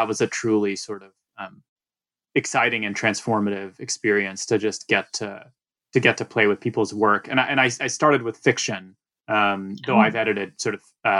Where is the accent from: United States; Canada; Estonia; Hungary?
United States; Atlanta, Georgia; moved away as an adult; now in New York, United States; And so I grew up in Atlanta, and then basically, you know, came to New York for college, and pretty much out of college, started working in book publishing.